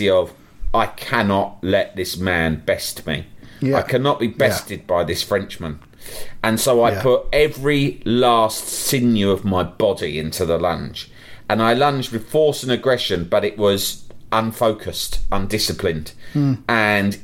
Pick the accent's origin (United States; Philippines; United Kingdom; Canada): United Kingdom; England